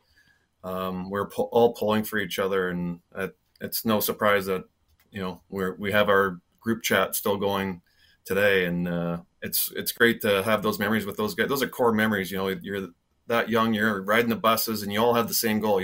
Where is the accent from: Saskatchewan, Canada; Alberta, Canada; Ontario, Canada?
Saskatchewan, Canada; near Swift Current; growing up in Saskatchewan